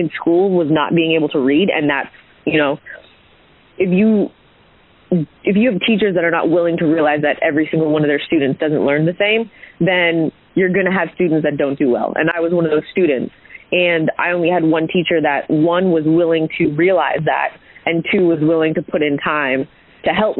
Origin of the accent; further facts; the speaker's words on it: Hamilton, Ontario, Canada; I'm originally from Hamilton, Ontario, which is just outside of Toronto.